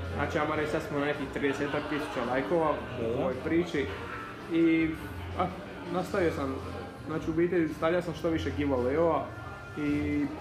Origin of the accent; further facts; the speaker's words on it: Zadar, Zadar County, Croatia; imam 20 godina, dolazim iz Zadra.